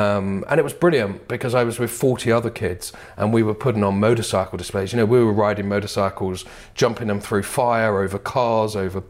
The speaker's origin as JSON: {"language": "English", "town": "Bethnal Green", "region": "London", "country": "United Kingdom", "tie": "born or raised there", "said": "So I grew up in Bethnal Green in East London. Mm. That was before it was full of trendy bars, etc. But it was a great place to grow up, you know."}